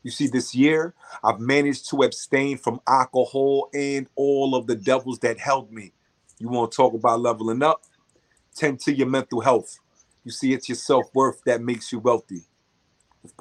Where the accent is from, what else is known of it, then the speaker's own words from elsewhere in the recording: New York City, New York, United States; I'm from the Bronx